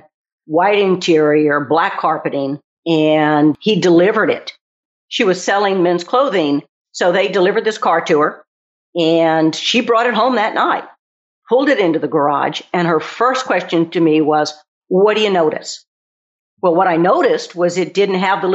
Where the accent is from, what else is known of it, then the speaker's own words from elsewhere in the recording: Texas, United States; moved away; I'm originally from Texas